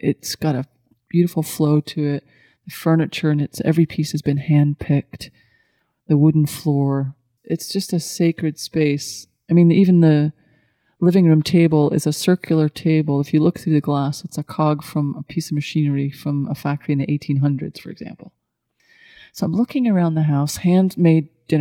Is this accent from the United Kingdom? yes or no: yes; Scotland, United Kingdom; moved away as an adult; now in Asheville, United States; I was brought up in Scottish culture